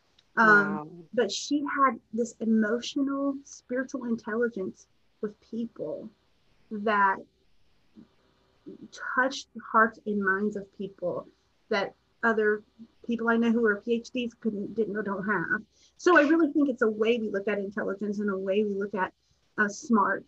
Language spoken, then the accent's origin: English; Appalachia, United States; I'm from Appalachia